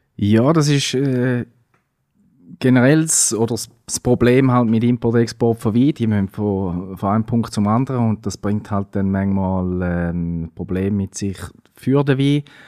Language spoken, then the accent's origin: German; Switzerland; bei uns in der Schweiz